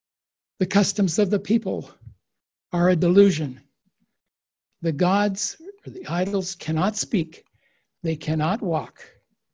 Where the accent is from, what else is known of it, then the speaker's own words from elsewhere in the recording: United States; now in Japan; I've become more Japanese than I am American